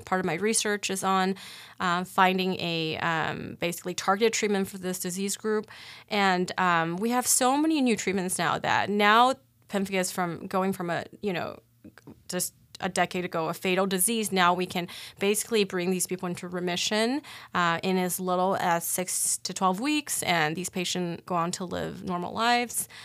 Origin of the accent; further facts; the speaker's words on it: Cleveland, Ohio, United States; moved away as an adult; also born or lived in Boston / Miami; now in Omaha, United States; I'm originally from Cleveland